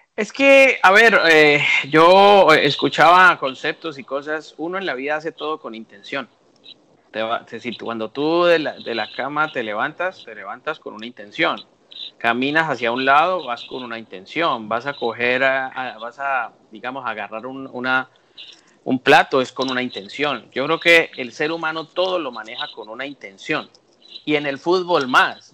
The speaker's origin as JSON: {"language": "Spanish", "country": "Colombia", "said": "mi país, de Colombia"}